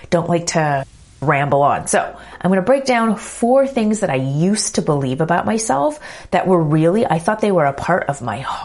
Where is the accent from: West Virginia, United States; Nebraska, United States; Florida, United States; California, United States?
California, United States; Los Angeles; also born or lived in New York; moved back here to my hometown of LA for 3 years